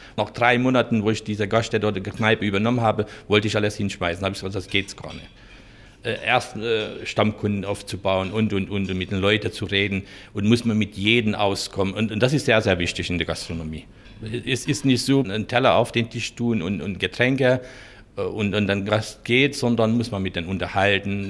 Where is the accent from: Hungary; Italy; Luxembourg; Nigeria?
Hungary; German is a second language; moved away as an adult; also born or lived in Dunakeszi, Hungary; now in Chemnitz, Germany; Ich bin in Ungarn geboren, äh, fast in der Pusta, ganz weit oben, jetzigen ukrainische, rumänische Ecke.